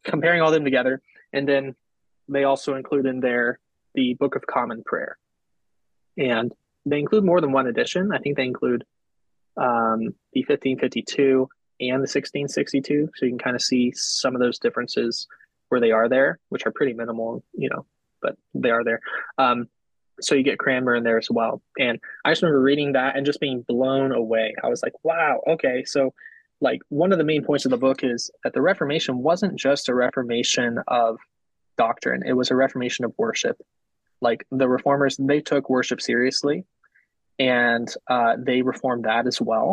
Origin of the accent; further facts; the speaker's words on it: United States; I'm American.